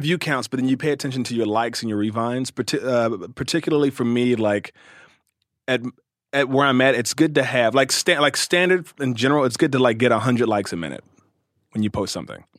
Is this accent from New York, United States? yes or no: no; Cincinnati, Ohio, United States; also born or lived in Louisville, Kentucky; raised in Cincinnati, Ohio.